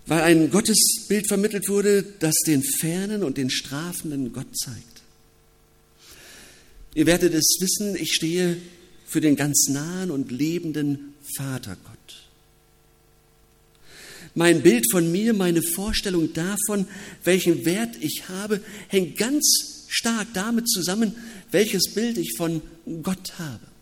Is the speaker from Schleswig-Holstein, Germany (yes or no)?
no; Wilhelmshaven, Lower Saxony, Germany; Ich bin in der Gemeinschaft in Wilhelmshaven aufgewachsen und auch in der Oldenburgischen Landeskirche, eine evangelisch-lutherische Kirche.